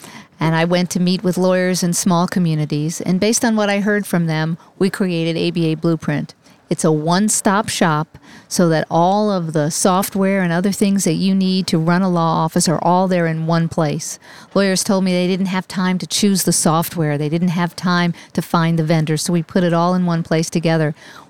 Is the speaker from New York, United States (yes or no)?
yes; New York, United States; born there; I was born in New York. I was raised on New York thin crust.